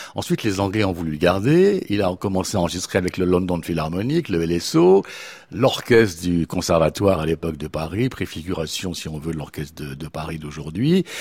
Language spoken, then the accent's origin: French; Geneva, Switzerland; moved away as an adult; also born or lived in Anjou/Poitou, France; now in France; je suis de Genève et, je suis très très heureux de revenir dans ma ville natale périodiquement